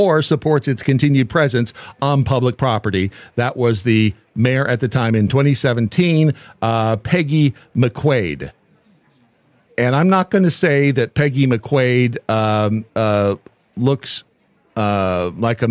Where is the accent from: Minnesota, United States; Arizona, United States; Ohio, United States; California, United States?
California, United States; Boron; growing up in Boron, California, which is a stone's throw from Edwards Air Force Base